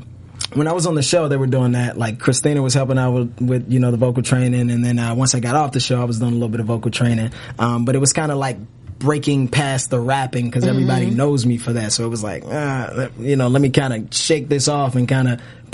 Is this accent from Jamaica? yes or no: yes; Jamaica; Like, I'm Jamaican, so I've been going to a little bit of reggae